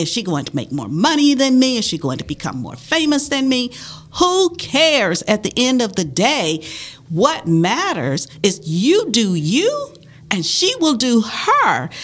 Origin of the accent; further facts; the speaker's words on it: the South, United States; I grew up in the South during the 50s and 60s